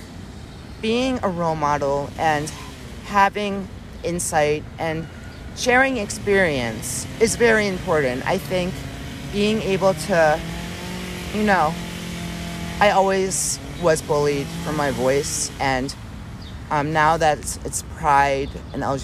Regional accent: Maryland, United States; moved away; I'm originally from Maryland, so be home in Maryland for one whole summer

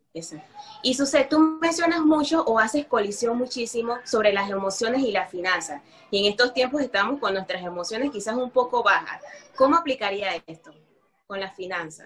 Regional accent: Panama; yo que soy panameña

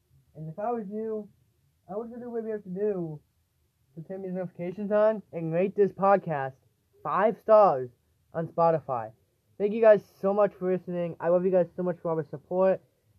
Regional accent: Connecticut, United States; my home state of Connecticut

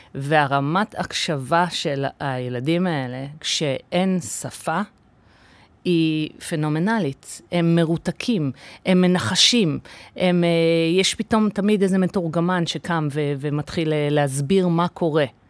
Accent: Kfar Saba, Central District, Israel; Hebrew is a second language; also born or lived in United States; וגדלתי בפנימייה, אבא שלי היה סגן אה, מנהל פנימייה בשטיינברג בכפר סבא

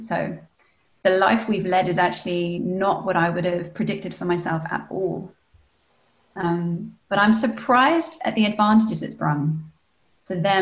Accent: England, United Kingdom; moved away as an adult; also born or lived in Spain / Costa Rica; my mum's German and my dad was Scottish, but we grew up in England

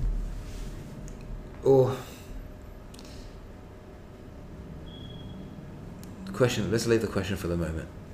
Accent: Sydney, New South Wales, Australia

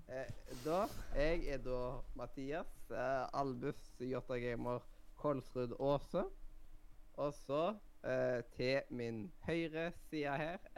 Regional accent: Eastern Norway, Norway; Selv om jeg er østlending selv.

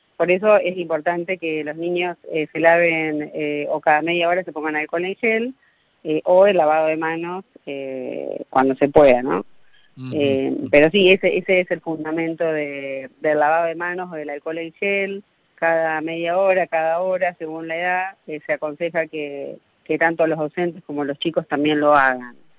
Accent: Argentina; somos los latinos, los, argentinos

